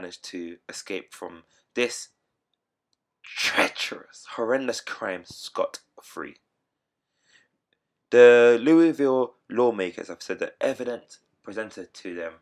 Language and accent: English; United Kingdom; I'm British still